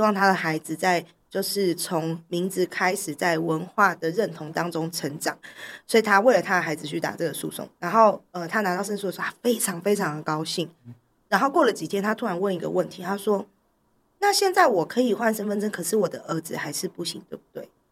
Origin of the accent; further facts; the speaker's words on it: Taipei, Taiwan; 我从小在台北长大，我根本就没有口音